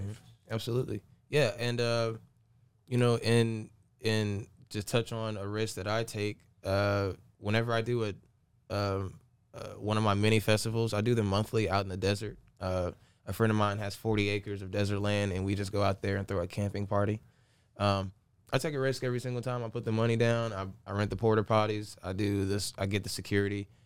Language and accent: English; Aiken, South Carolina, United States; also born or lived in Augusta, Georgia; I'm from Aiken, Augusta